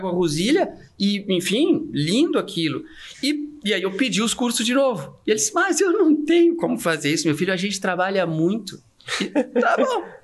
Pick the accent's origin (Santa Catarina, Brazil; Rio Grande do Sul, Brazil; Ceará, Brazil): Santa Catarina, Brazil; eu sou de Santa Catarina, eu sou de uma cidade pequenininha